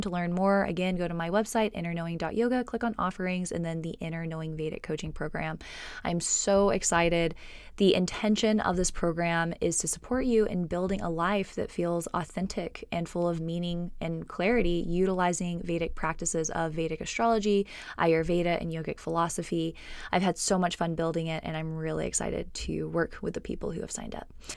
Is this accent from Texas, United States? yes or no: yes; Texas, United States; also born or lived in California; I grew up in Texas. I was born in California. I grew up in Texas